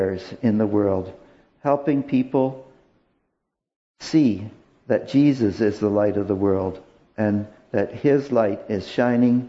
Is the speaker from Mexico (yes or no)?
no; Canada; help us as Canadian citizens